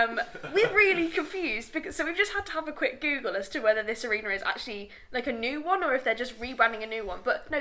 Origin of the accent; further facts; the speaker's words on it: Birmingham, West Midlands, United Kingdom; I'm from Birmingham